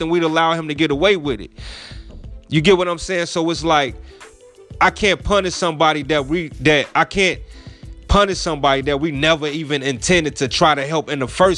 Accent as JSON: {"language": "English", "town": "Chicago", "region": "Illinois", "country": "United States", "tie": "born or raised there", "said": "I'm from Chicago, you know, born and raised"}